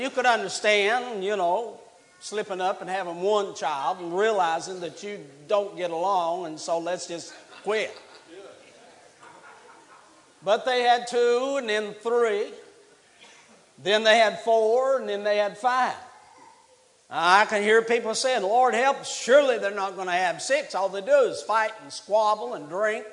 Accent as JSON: {"language": "English", "region": "West Virginia", "country": "United States", "moved": "yes", "lives_now": "Alabama, United States", "said": "I'm from West Virginia"}